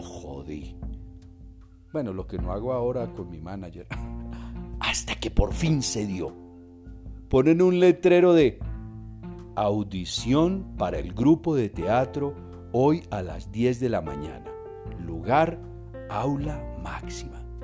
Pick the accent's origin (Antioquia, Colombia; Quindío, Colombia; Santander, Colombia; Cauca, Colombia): Quindío, Colombia; Quimbaya; yo era el director del grupo del teatro del colegio. Durante cinco años, háganme el favor, semejante institución en Quimbaya